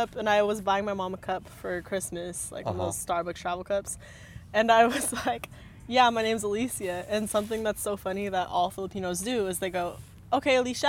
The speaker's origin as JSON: {"language": "English", "town": "Portland", "region": "Oregon", "country": "United States", "moved": "as an adult", "lives_now": "San Diego, United States", "said": "I am from Portland, Oregon. I go to school at San Diego State University. Uh-huh. And I grew up here with Michael."}